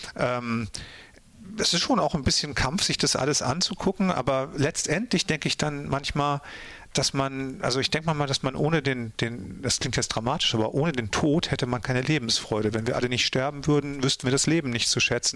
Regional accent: North Frisia, Schleswig-Holstein, Germany; Kartenbüll in Nordfriesland, also meine Heimat

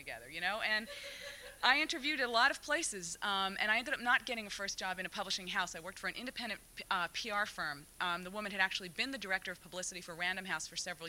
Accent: New York City, New York, United States; when I grew up in New York City

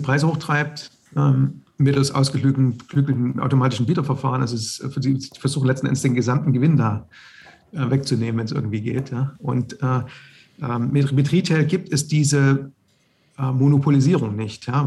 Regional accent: the East, East Germany, Germany; ich bin im Osten aufgewachsen

